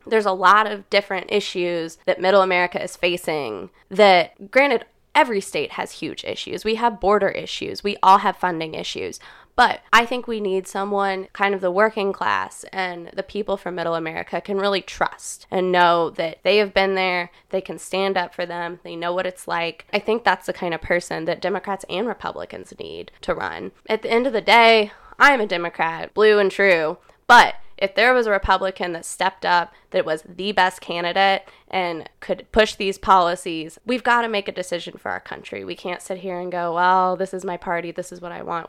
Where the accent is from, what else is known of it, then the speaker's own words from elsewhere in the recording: Kirksville, Missouri, United States; I'm from Kirksville, born and raised in kind of rural Missouri.